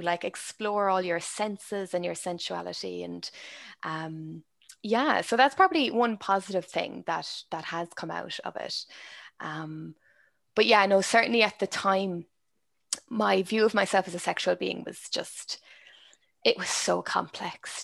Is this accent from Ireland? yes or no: yes; Ireland; my experience is very Irish. It's from growing up in Ireland.